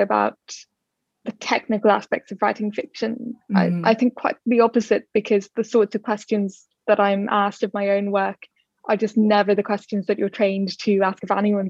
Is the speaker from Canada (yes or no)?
no; Dublin, Leinster, Ireland; I grew up in Dublin